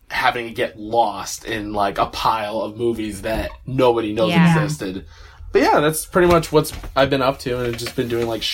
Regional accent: Chicago, Illinois, United States; Born and raised in Chicago

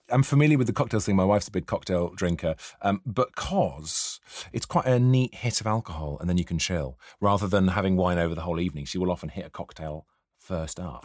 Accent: near Tintern Abbey, Wales, United Kingdom; I grew up near Tintin Abbey

